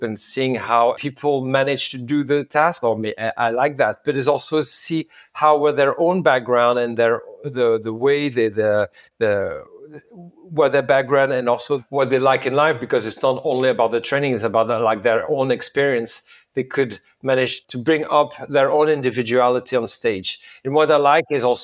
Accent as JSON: {"language": "English", "region": "Normandy", "country": "France", "tie": "born or raised there", "also_born_or_lived": "New York City, United States / Lyon, France", "moved": "as an adult", "said": "I grew up in Normandy camp. We were all bilingual because my mom was Scottish"}